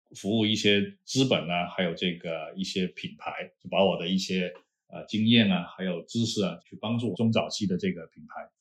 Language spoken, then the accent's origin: Chinese; China; 我们中国人都是蒙古人嘛，就大部分啊，蒙古人种